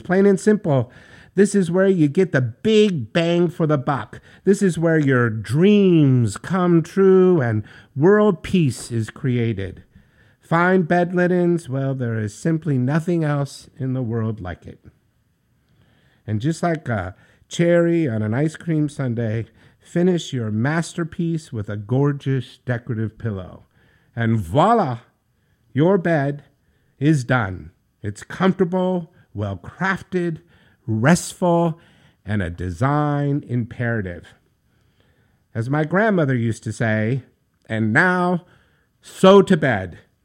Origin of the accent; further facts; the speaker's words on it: New York, United States; Being a New Yorker from the city that never sleeps